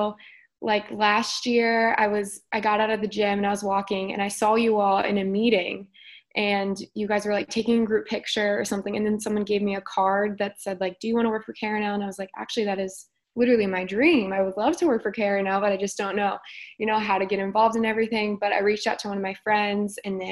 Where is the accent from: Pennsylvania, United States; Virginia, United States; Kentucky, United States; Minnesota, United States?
Kentucky, United States; Northern; also born or lived in Cincinnati, Ohio; I'm just as much from Cincinnati as I am from Northern Kentucky